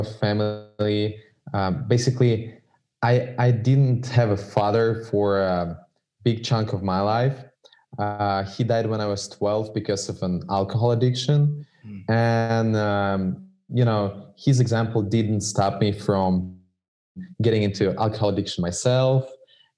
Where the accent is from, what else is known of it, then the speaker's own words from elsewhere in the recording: Saint Petersburg, Russia; I'm from Russia. I was born in Russia